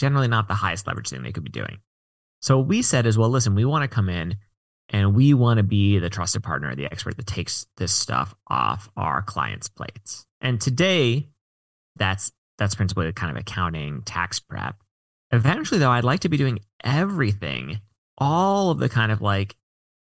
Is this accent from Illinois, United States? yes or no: no; Washington, District of Columbia, United States; now in San Francisco, United States; I mostly grew up in the DC area, but my parents worked for the government